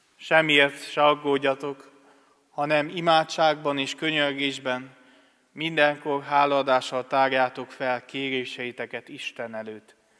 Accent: Acâș, Satu Mare County, Romania; moved away as an adult; also born or lived in Cluj-Napoca, Romania / Budapest, Hungary; now in Harta, Hungary; Erdélyből származom, vagyis Palciumból, Szatmár németi mellett levő, hát községből nevezhetem így nem falu, mert hozzá tartozik még két falucska, Ákosnak hívják ezt a községet. Ö, ott nőttem fel

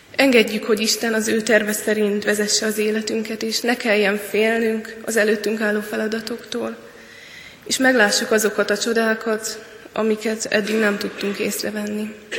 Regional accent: Hungary; egyedüli magyarként voltam

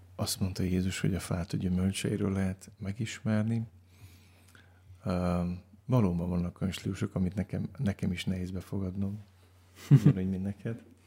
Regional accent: Baia Mare, Transylvania, Romania; egy olyan gyülekezben nőttem fel, ahol annak idején Romániában, Erdélyben

